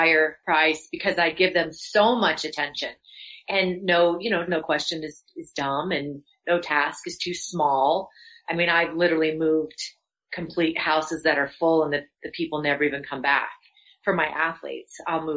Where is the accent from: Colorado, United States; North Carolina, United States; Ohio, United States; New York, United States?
Colorado, United States; Louisville; moved away as an adult; also born or lived in Los Angeles, California; I'm a native. I grew up in Louisville